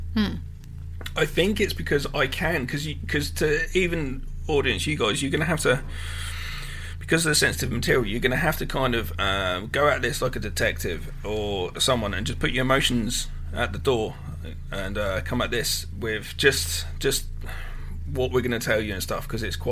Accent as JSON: {"language": "English", "region": "England", "country": "United Kingdom", "tie": "born or raised there", "said": "growing up in England"}